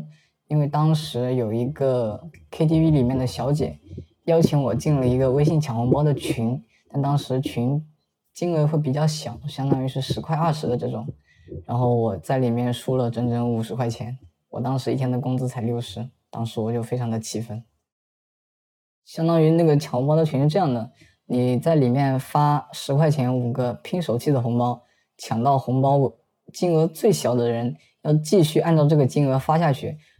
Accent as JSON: {"language": "Chinese", "region": "Zhejiang", "country": "China", "said": "我今年二十岁，我是浙江人，目前从事是销售职业。"}